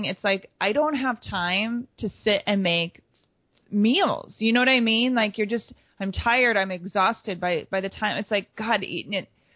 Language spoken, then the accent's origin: English; Wisconsin, United States; I grew up in Wisconsin